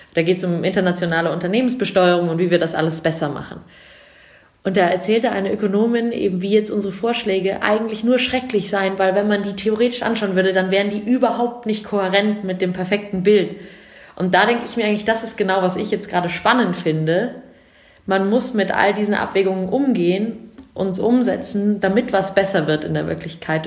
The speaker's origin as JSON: {"language": "German", "town": "Munich", "region": "Bavaria", "country": "Germany", "also_born_or_lived": "England", "said": "Ich komme aus München"}